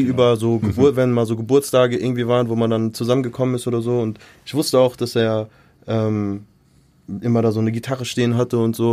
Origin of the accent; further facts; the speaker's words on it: Mainz, Rhineland-Palatinate, Germany; moved away as an adult; now in Frankfurt, Germany; ich bin äh, in Mainz aufgewachsen, also ich bin da geboren. MZ Born and Raised.